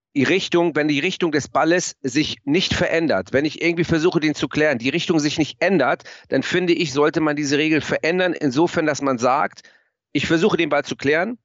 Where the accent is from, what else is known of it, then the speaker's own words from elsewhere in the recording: Germany; ich komme aus Mlandsberg